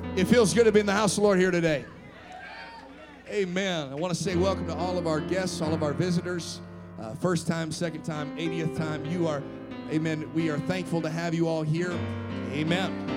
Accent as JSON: {"language": "English", "country": "United States", "said": "I'm from Washington."}